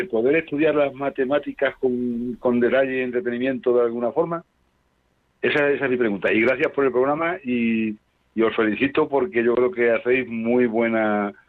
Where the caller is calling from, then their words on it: Madrid, Community of Madrid, Spain; de Madrid.